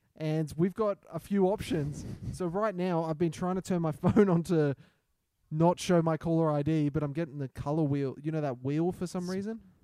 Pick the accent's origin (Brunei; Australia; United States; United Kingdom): Australia; I'm the Australian Kevin Hart